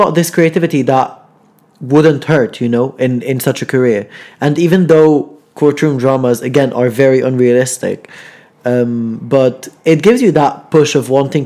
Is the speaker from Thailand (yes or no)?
no; Lebanon; now in Manchester, United Kingdom; I'm from Lebanon